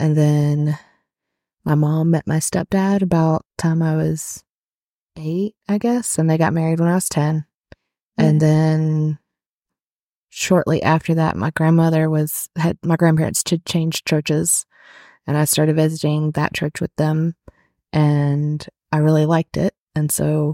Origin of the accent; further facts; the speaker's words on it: Conyers, Georgia, United States; I was born and raised in Georgia. In Conyers, actually. So, I mean, I'm still a Georgia girl.